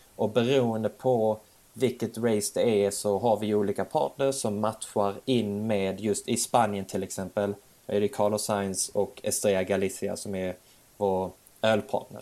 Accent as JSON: {"language": "Swedish", "country": "Sweden", "also_born_or_lived": "Bjärred", "said": "jag var svensk"}